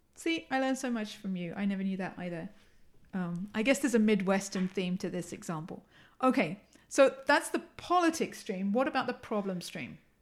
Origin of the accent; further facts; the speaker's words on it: England, United Kingdom; accent: English; moved away; you can tell from my accent, I'm English